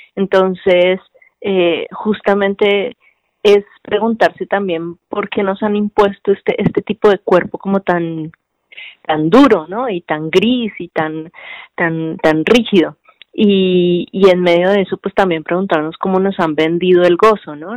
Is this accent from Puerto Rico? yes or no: no; Cartagena, Bolívar, Colombia; accent: costeña; moved away as an adult; also born or lived in Bogotá, Colombia; now in Mexico; de vivir en Cartagena y luego vivir en la capital, que es Bogotá, y cómo, cómo soy tratada en un lugar y en otro